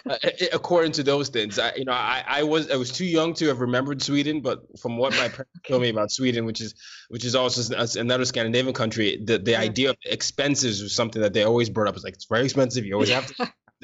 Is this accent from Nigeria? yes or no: yes; Nigeria; because my parents are Nigerian. Well, I mean, we're all Nigerian